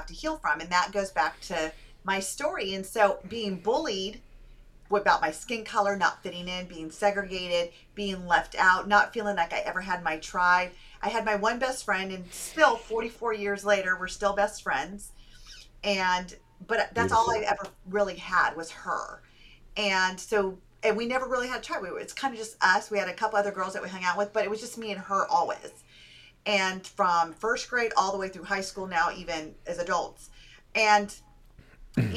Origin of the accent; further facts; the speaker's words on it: California, United States; I grew up in America, in California. I was born and raised there